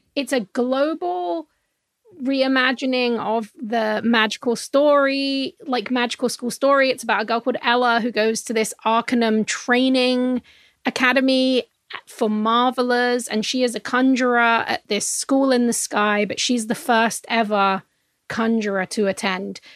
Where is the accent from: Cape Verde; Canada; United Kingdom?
United Kingdom; England; I'm from England